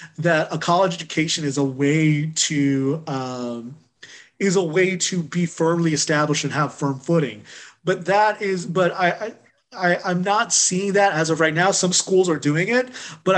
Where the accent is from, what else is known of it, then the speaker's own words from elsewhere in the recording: Chino Hills, California, United States; I grew up in Chino Hills, California, which was a very suburban, largely white, largely college educated